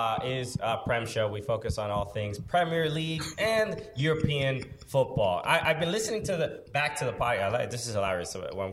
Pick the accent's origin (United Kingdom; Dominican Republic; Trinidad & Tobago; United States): United Kingdom; Cuckfield, South East England; Yes, we are all from Cuckfield.